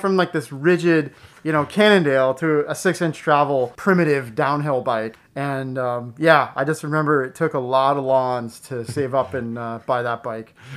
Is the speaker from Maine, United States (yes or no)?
yes; South Paris, Maine, United States; I grew up in Oxford Hills, South Paris area